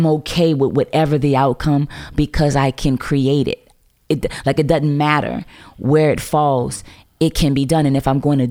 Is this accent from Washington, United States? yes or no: no; New Orleans, Louisiana, United States; I'm from New Orleans